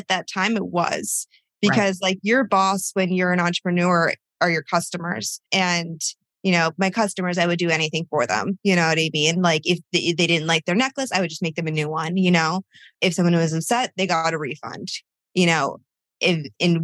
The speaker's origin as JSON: {"language": "English", "region": "Connecticut", "country": "United States", "tie": "born or raised there", "said": "where we grew up in Connecticut"}